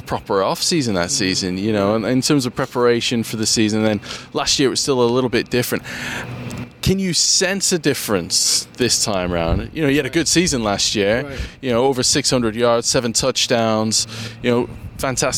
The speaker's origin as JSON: {"language": "English", "town": "Winnipeg", "region": "Manitoba", "country": "Canada", "tie": "born or raised there", "said": "I grew up in Winnipeg, so I know what that part of the world's like"}